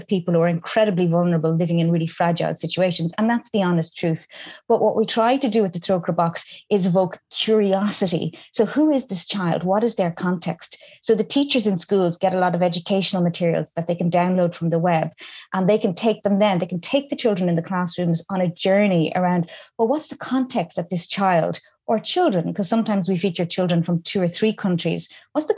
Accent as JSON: {"language": "English", "country": "Ireland", "tie": "born or raised there", "said": "Ireland is a much more diverse country now than it was when I was growing up"}